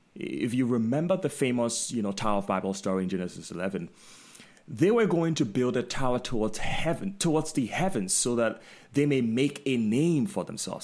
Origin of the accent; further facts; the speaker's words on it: Ghana; moved away; while I was growing up in Ghana